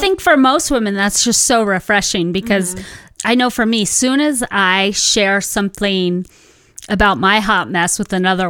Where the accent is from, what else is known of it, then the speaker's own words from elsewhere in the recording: Santa Ana, California, United States; I'm from Cali. I'm from Santa Ana, and so I thought like I was half Spanish, half Mexican, you know, growing up there.